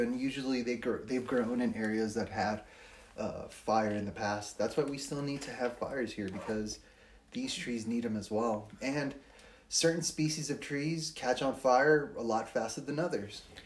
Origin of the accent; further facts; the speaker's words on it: Los Angeles, California, United States; now in Flagstaff, United States; I'm also from Los Angeles